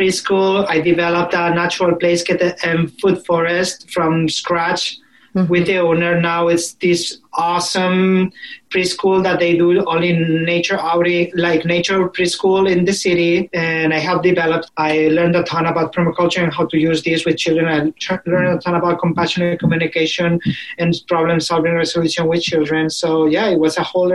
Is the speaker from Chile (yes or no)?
no; an hour from Valencia, Valencian Community, Spain; moved away as an adult; now in Portland, United States; a big city like Valencia, which was an hour away from my hometown